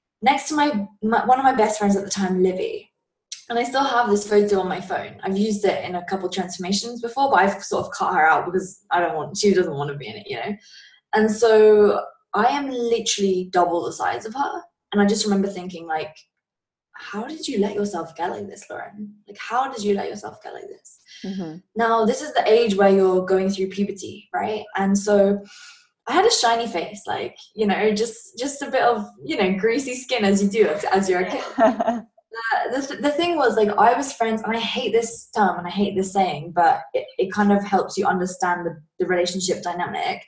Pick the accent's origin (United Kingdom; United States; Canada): United Kingdom; England; I'm from England